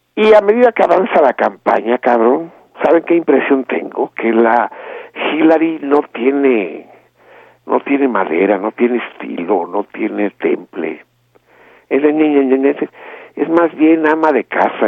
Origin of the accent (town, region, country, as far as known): Mexico